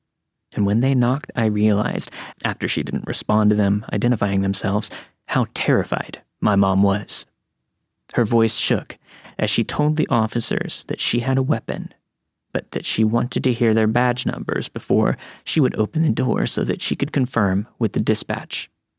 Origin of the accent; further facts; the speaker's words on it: Lockhart, Texas, United States; I grew up in Texas. I still live here, along with my family, that will be mentioned in the story. When the 2007 recession hit, my father lost his job.